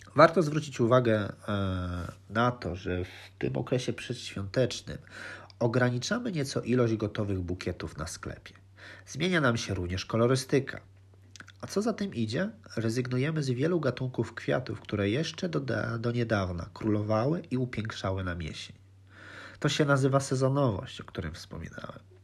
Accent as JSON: {"language": "Polish", "town": "Lublin", "region": "Lublin Voivodeship", "country": "Poland", "tie": "born or raised there", "moved": "yes", "lives_now": "Netherlands", "said": "urodziłem się w Lublinie"}